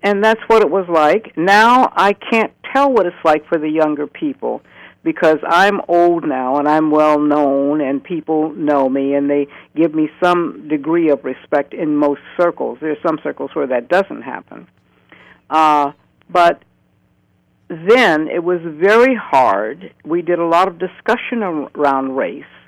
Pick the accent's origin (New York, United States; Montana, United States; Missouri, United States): Missouri, United States; St. Louis; moved away as an adult; now in Oregon, United States; born in 1940 in St. Louis, Missouri